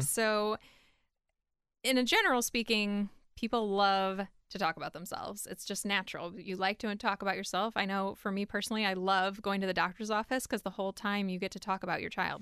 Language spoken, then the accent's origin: English; Cleveland, Ohio, United States; moved away as an adult; now in Columbus, United States; I'm originally from Cleveland